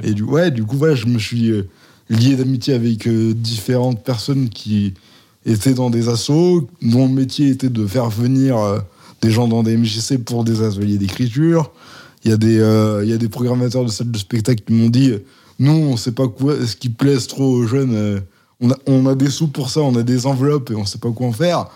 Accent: Valence, Auvergne-Rhône-Alpes, France; now in Lyon, France; J'ai, j'ai grandi à Valence, dans une maison à étage

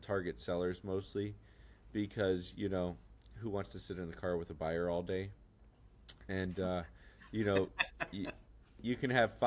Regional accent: Estero, Florida, United States; also born or lived in Bonita Springs, Florida / Alabama; I was born and raised in Estero, Florida, and I ventured a whole 2 minutes over to Bonita Springs, Florida, where I live

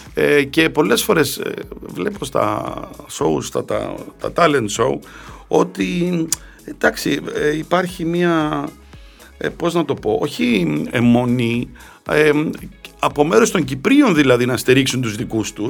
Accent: Cyprus; now in Greece; Εμείς στην Κύπρο κοτόπουλο πατάτες

